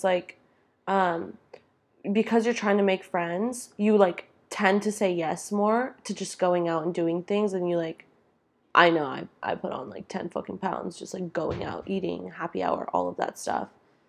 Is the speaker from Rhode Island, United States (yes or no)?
no; Sacramento, California, United States; now in San Francisco, United States; growing up in Sacramento, I always visited San Francisco. So it's like for the first time, I'm like, oh, the city is now like my home and I'm going to have to make a home out of it.